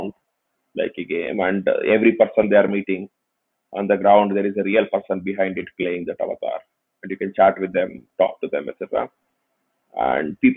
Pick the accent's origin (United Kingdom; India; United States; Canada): India; Tumkur, Karnataka; This was just in my hometown. I mean, my hometown actually have a lot of engineering colleges, but there are not really many software companies